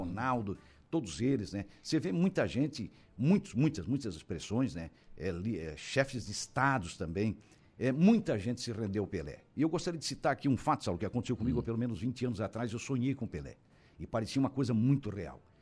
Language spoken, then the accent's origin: Portuguese; Brazil; nós como brasileiros